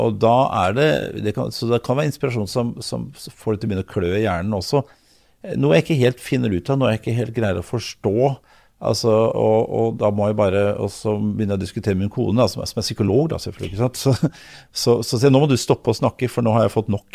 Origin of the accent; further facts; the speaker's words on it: Oslo, Norway; also born or lived in Lørenskog / Elverum; jeg er født i Oslo. Tidligst på Majorstuen, så ute på Løvenstad, så Elverum, og så tilbake i Oslo.